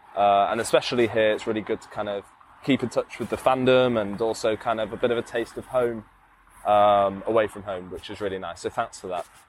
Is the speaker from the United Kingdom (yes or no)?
yes; England, United Kingdom; moved away as an adult; now in China; as a Brit